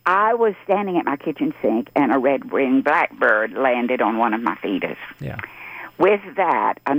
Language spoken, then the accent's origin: English; Locust Grove, Georgia, United States; now in Tucker, United States; am from Locust Grove, Georgia, originally.